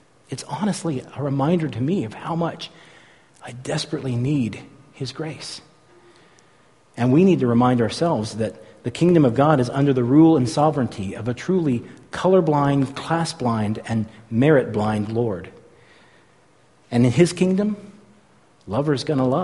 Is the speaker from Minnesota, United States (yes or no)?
no; San Francisco Bay Area, California, United States; When I was a kid, I grew up in the San Francisco Bay Area